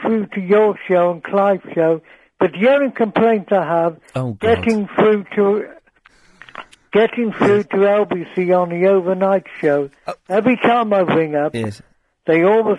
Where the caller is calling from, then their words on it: London, United Kingdom; I'm calling from East Finchley.